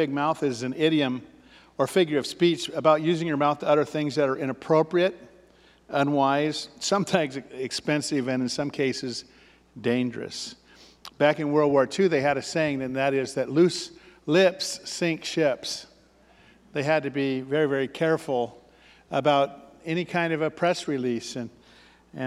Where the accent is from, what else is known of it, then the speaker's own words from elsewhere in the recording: Ashland, United States; I grew up in Ashland